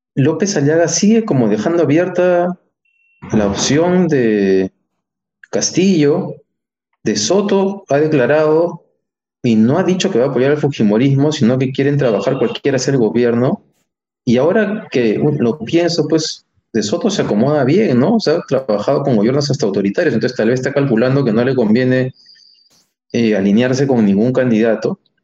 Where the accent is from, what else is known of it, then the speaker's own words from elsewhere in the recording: Peru; somos los peruanos